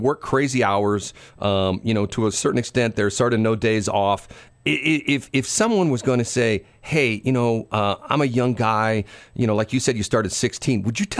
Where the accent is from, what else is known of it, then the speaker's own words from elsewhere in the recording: St. Louis, Missouri, United States; Yeah, we're both from St.